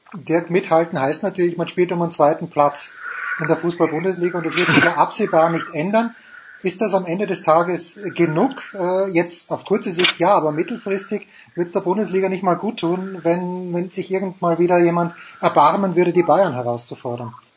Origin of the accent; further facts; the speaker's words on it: Austria; Ich bin bekennender Fan von Sturm Graz, bin Österreicher